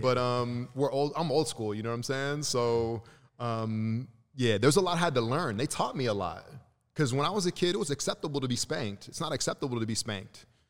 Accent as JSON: {"language": "English", "town": "Santa Cruz", "region": "California", "country": "United States", "tie": "born or raised there", "also_born_or_lived": "Chicago, Illinois / Lagos, Nigeria", "said": "I grew up in Santa Cruz, California"}